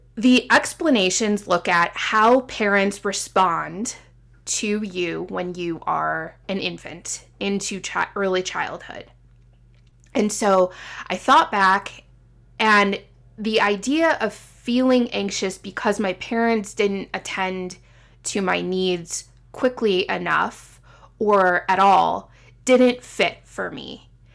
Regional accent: Midwest, United States; moved away as an adult; also born or lived in Illinois / Indiana / Seattle; being a Midwesterner at heart, born and raised, and then moving to the West Coast in Seattle and then coming back

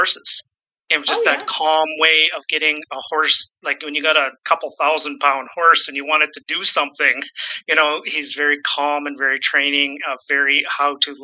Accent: Saskatchewan, Canada; also born or lived in British Columbia; now in Vancouver, Canada; I'm born and raised in Saskatchewan. I do live in British Columbia, just outside of Vancouver at the moment

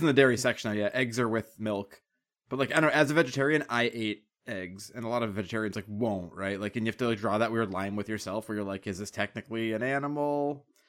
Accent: Boston, Massachusetts, United States; I live in the woods and I'm from Boston

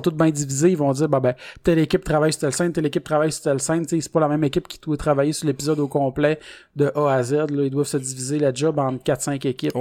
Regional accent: Salaberry-de-Valleyfield, Quebec, Canada; je viens de Valleyfield

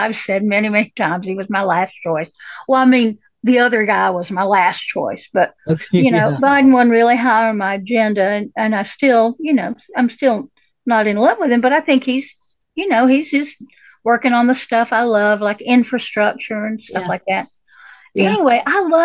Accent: the South, United States; I grew up poor in the South

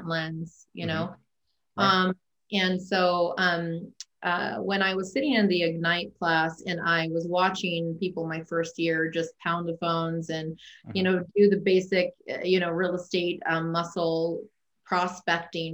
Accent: United States; also born or lived in Alaska; we're American and we didn't choose to be American

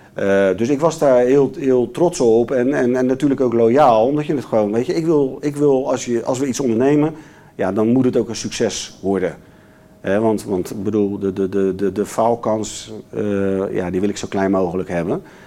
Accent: Rotterdam, South Holland, Netherlands; Ik ben een Rotterdammer

